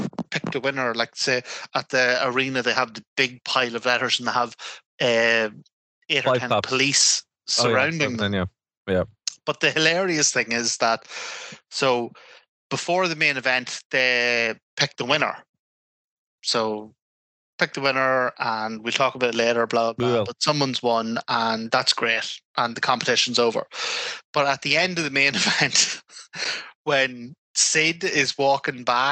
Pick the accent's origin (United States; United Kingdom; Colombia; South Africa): United Kingdom; Armagh, Northern Ireland; I'm from Armagh